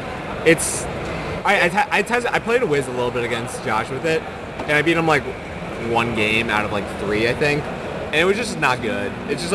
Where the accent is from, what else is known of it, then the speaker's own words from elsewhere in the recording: United States; we're from America